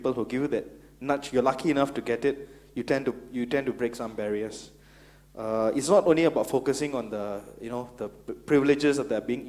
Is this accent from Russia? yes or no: no; Singapore; I'm Singaporean, Indian, heterosexual male, civil servant.